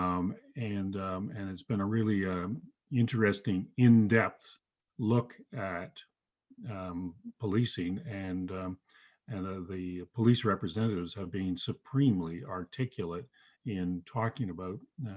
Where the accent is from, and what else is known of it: Toronto, Ontario, Canada